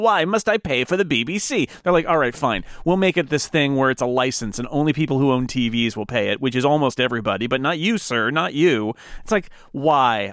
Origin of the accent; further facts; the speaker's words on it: United States; as, as an American